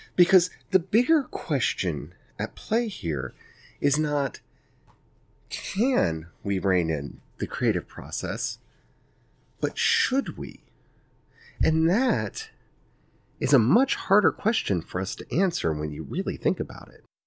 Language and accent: English; the Ozarks, United States; I'm from the Ozarks and y'all know that because my accent comes out and I say y'all all the time